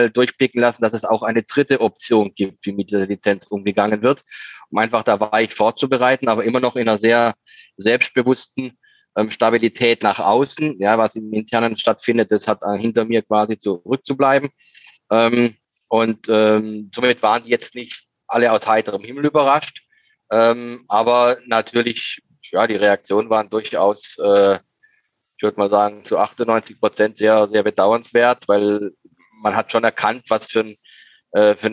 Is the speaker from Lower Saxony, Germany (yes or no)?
no; Baden-Württemberg, Germany; born there; ich bin von einem relativ, also einem relativ harten Holz geschnitzt als gebürtiger Schwarzwälder.